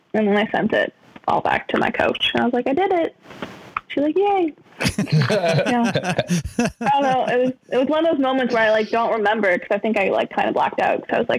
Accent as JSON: {"language": "English", "town": "Erickson", "country": "United States", "said": "Like, I'm from Erickson. I'm like, I can't go to this."}